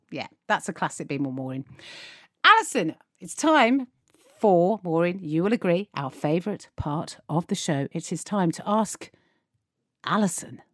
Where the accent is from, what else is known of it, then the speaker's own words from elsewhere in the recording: United Kingdom; we as British people